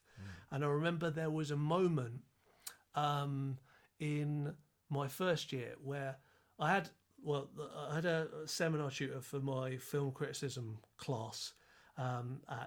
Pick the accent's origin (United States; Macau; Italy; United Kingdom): United Kingdom; as a European, as a Brit